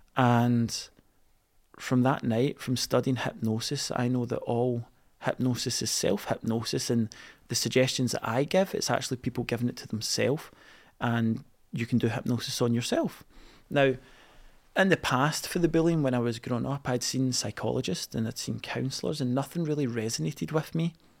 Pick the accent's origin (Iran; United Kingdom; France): United Kingdom; East Kilbride, Scotland; I was a boy growing up in East Kilbride